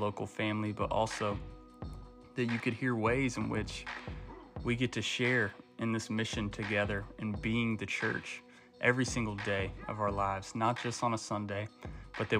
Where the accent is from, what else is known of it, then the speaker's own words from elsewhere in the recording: Shelby, North Carolina, United States; also born or lived in Mars Hill, North Carolina; I grew up in Shelby